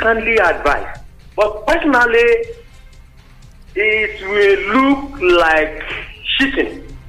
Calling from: Itaoshin, Ogun State, Nigeria; from Itaoshin.

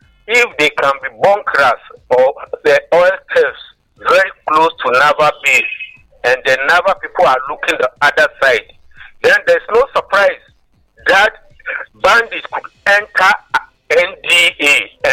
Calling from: Rwanda; I'm calling from Rwanda.

